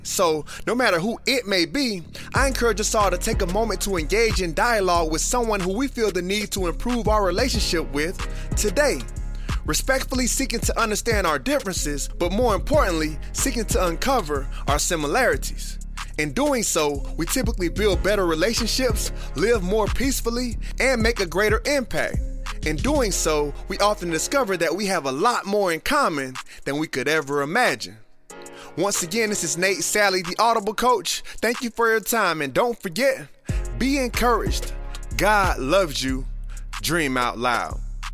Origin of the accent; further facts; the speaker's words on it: South Florida, United States; As a kid who was born and raised in South Florida